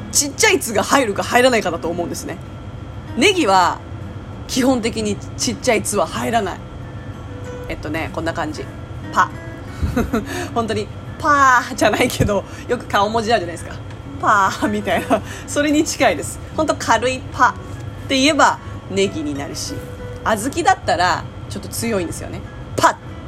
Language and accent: Japanese; Japan; first language Japanese; 育ちがもうね、0歳の時から育ちがここなんでもう日本語が刷り込まれてる